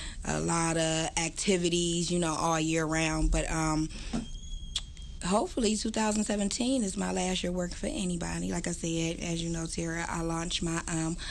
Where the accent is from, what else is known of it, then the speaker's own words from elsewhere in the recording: Youngstown, Ohio, United States; also born or lived in Campbell, Ohio; I'm from Youngstown. Okay. I originally went to St. Patrick's Elementary. I branched over and I went to East Middle School